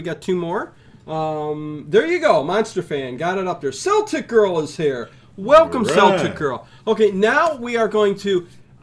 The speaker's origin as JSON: {"language": "English", "town": "Cleveland", "region": "Ohio", "country": "United States", "said": "we're from Cleveland, Ohio"}